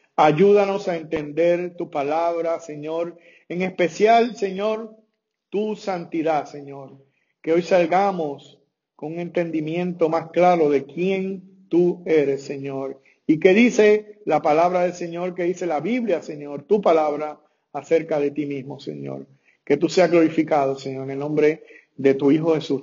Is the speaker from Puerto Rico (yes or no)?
yes; Puerto Rico; mi país, que yo soy puertorriqueño